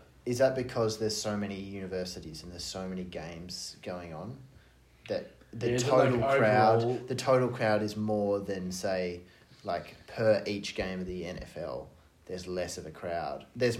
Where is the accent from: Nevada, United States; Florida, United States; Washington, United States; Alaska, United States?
Alaska, United States; No, I'm from Alaska.